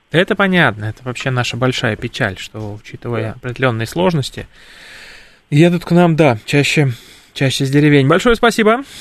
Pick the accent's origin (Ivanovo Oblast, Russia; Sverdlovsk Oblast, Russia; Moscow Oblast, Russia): Moscow Oblast, Russia; Ivanteyevka; я сам родился в Антеевке